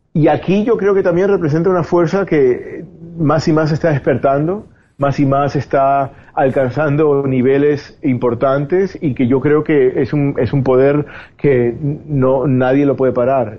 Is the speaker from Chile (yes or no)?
no; Spain; moved away as an adult; also born or lived in Cuba; now in Miami, United States; me, crié en España